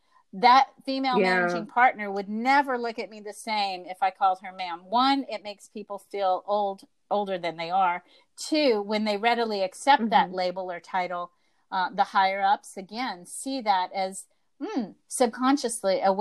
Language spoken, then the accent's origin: English; the South, United States; I was raised in the South